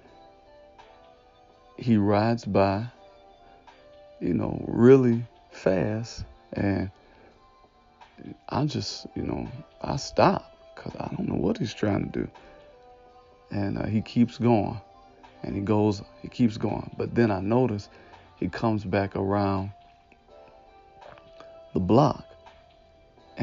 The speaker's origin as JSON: {"language": "English", "town": "Detroit", "region": "Michigan", "country": "United States", "tie": "born or raised there", "said": "I was born and raised in Detroit, Michigan, right around like 7 Mile, Losser, they say Lasher, but Losser area"}